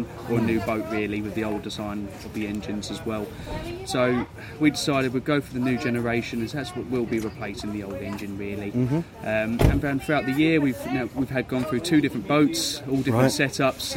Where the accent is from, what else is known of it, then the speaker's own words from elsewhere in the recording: Maidstone, South East England, United Kingdom; I'm from Maidstone in Kent.